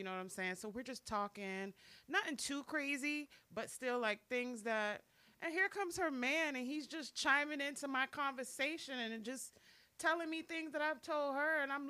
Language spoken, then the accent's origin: English; New York, United States; now in South Florida, United States; I am from New York.